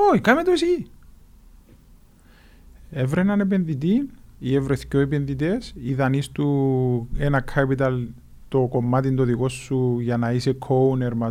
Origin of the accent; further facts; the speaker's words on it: Nicosia, Nicosia District, Cyprus; Μεγάλωσα, ε, μεγάλωσα στη Λευκοσία, δεν έχω τον τη σύνδεση την ε, δυνατή που νιώθεις εσύ, δεν το νιώθω.